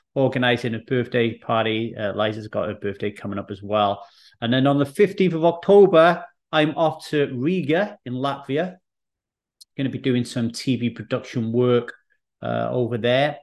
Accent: Wales, United Kingdom; also born or lived in England; when I arrived in Wales

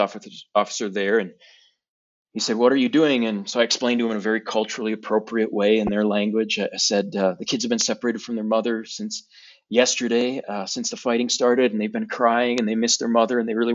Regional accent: United States; moved away as an adult; I grew up in America

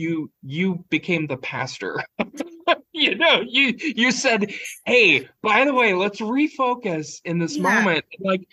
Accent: Appalachia, United States; I'm Appalachian

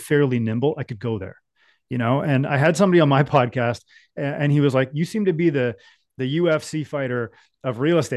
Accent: Ontario, Canada; growing up in Ontario, I was a mechanic.

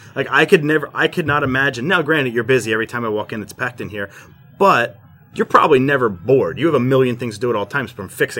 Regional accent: Northeast, United States; I'm from the Northeast.

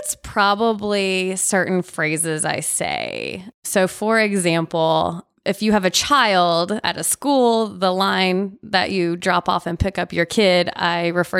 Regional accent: Nashville, Tennessee, United States; Born and raised. Lived one of the few these days.

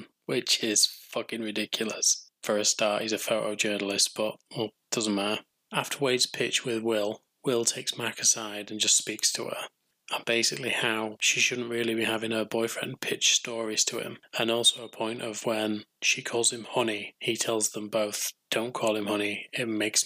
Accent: England, United Kingdom; being English

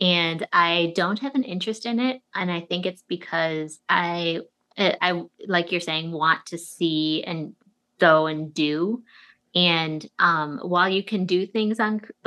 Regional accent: Chicago, Illinois, United States; also born or lived in New York; now in Chicago, United States; I was born and raised in Chicago

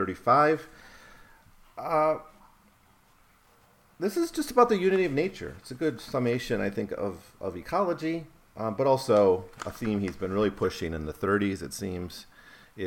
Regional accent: Wisconsin, United States; I was growing up in Wisconsin

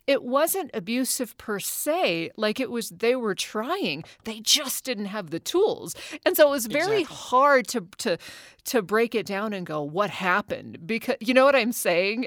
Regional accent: Anchorage, Alaska, United States; I grew up in Anchorage, Alaska. Now I was born oh. there in '72

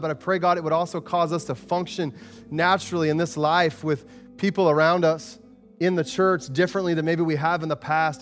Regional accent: Arizona, United States; moved away; I grew up in Arizona

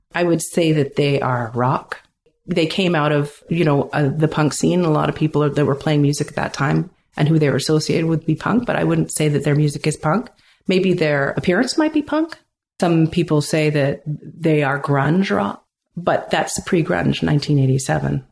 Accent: Vancouver, British Columbia, Canada; now in Pender Island, Canada; When I was growing up in Vancouver

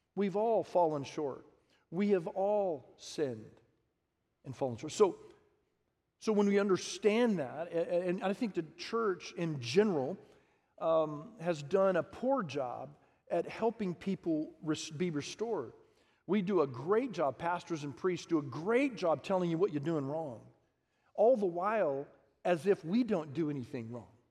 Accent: Harlingen, Texas, United States; I grew up in the Rio Grande Valley and Harlingen.

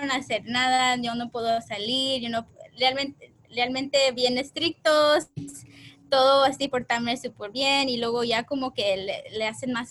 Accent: California, United States; also born or lived in Mexico / San Diego; la mayoría del tiempo de mi vida crecí más eh, acá en el norte de California, pero de niña fui en México y en San Diego.

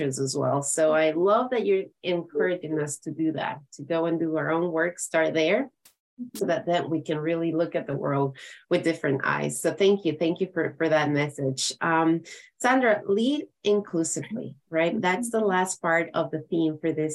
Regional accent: Ecuador; now in United States; I'm from Ecuador, from South America

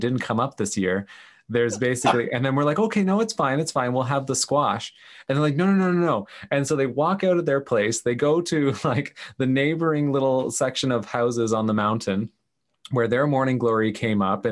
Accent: Canada; I'm this Canadian guy

